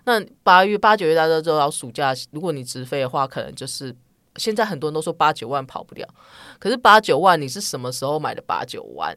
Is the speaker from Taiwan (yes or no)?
yes; Taichung, Taiwan; now in Taipei, Taiwan; 我讲普通话，其实没有什么，呃，台中腔什么，但是我是讲台语人知，我是台中人